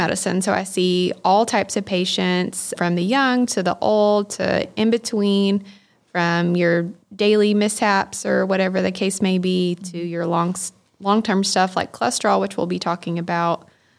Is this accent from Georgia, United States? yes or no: yes; Tifton, Georgia, United States; So I'm actually from Tifton, born and raised here. Went through the Tift County school system.